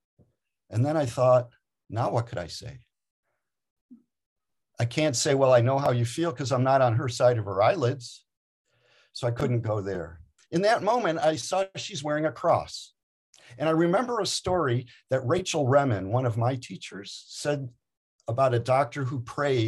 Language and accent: English; Detroit, Michigan, United States; I'm from Detroit